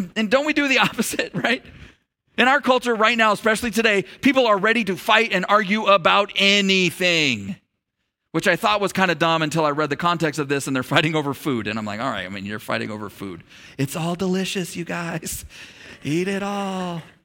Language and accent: English; United States; I'm an American